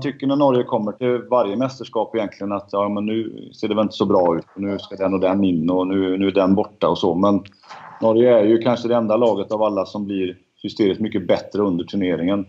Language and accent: Swedish; Sweden; jag som svensk